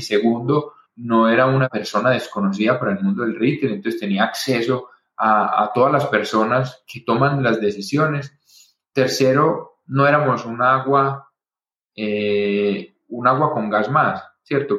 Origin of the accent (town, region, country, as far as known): Colombia; also born or lived in Boston